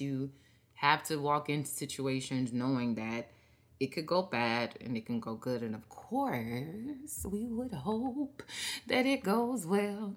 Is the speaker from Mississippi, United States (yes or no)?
yes; Mississippi, United States; me growing up in Mississippi